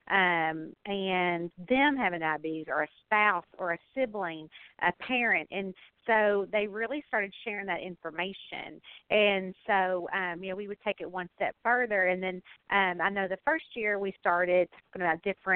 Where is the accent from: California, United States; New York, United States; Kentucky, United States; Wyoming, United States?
Kentucky, United States; I'm from Kentucky